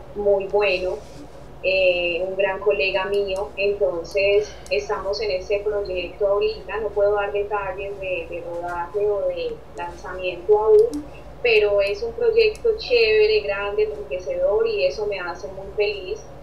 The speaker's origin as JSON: {"language": "Spanish", "country": "Colombia", "said": "como colombiana que soy, yo en parte me siento muy feliz de ser colombiana"}